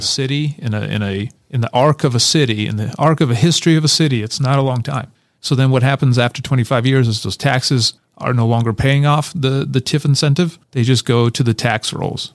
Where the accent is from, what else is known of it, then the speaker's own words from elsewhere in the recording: Kyiv, Ukraine; now in United States; I'm originally from Kyiv, Ukraine, so I grew up on a ninth floor of a, one of those Soviet blockhouse